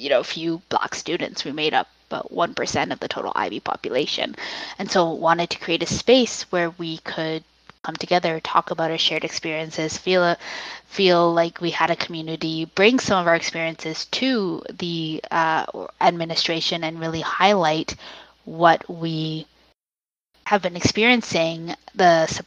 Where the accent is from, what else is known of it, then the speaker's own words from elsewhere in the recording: Richmond Hill, Ontario, Canada; I grew up in Richmond Hill